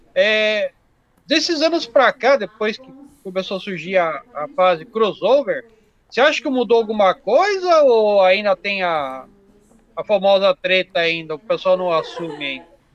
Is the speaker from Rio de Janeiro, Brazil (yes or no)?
no; Jundiaí, São Paulo, Brazil; eu sou de Jundiaí